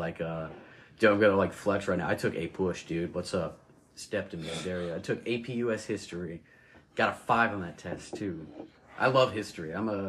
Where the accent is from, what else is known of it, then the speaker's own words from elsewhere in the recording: the South, United States; oh, we're from the South, you know, we're deep South.